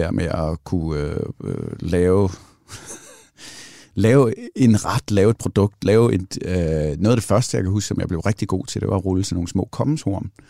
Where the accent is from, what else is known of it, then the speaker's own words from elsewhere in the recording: Central Denmark Region, Denmark; Mine forældre kommer fra, fra Hørsholm, eller fra Sjælland af, og derfor er min accent heller ikke specielt jysk, hvis nogen undrer sig over det. Så hvad hedder det? Og så flyttede vi... Øh, øh, til Djursland i et eller andet faldfærdigt hus